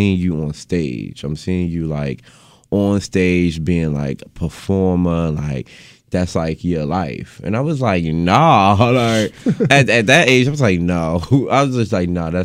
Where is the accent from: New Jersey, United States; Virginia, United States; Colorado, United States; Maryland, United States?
Maryland, United States; Baltimore; downtown West Baltimore. I grew up around Pennsylvania Avenue and MLK, right in the heart of the city.